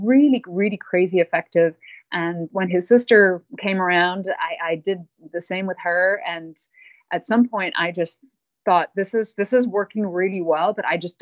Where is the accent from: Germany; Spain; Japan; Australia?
Spain; Barcelona, Catalonia; moved away; also born or lived in England / China / South America; I was raised in Barcelona, Spain, and then moved to England later on